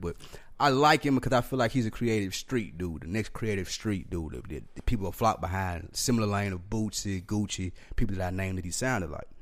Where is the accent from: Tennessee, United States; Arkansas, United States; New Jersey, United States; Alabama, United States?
Tennessee, United States; Nashville; I'm from the South Nashville